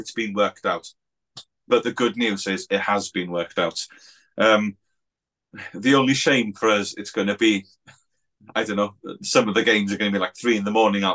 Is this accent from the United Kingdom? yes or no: yes; Wales, United Kingdom; I'm from Wales